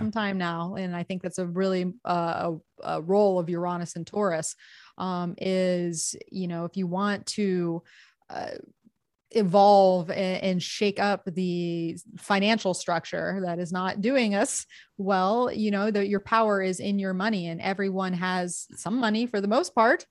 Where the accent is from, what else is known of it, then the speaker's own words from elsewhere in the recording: Gulf of Mexico in Florida, United States; now in California, United States; I grew up on the Gulf of Mexico in Florida